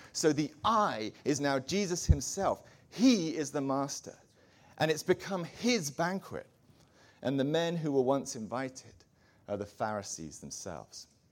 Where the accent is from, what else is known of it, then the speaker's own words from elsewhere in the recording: England, United Kingdom; I'm an Englishman.